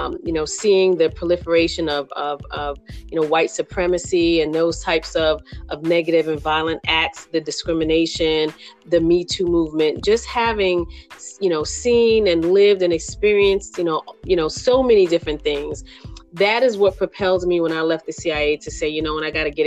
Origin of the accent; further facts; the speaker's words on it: New York City, New York, United States; I am from New York City. I grew up in Brooklyn, New York